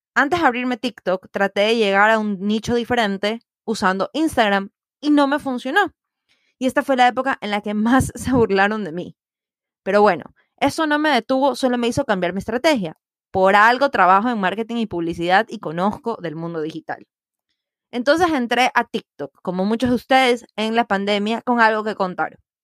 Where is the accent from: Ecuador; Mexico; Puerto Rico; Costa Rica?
Ecuador